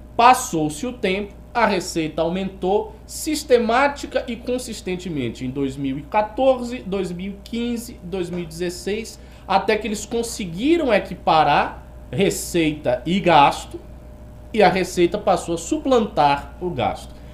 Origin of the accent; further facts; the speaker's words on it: Bahia, Brazil; como bom baiano que sou. Eu tenho a licença da baianidade.